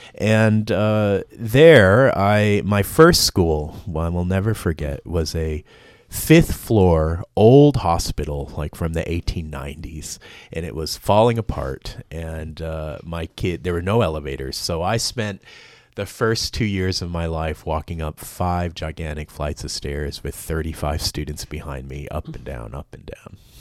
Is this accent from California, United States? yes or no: yes; Los Angeles, California, United States; accent: Los Angelino; moved away as an adult; also born or lived in Vietnam / Pasadena; now in Australia; you would have guessed Los Angelino, and that's where I spent the first eighteen years of my life.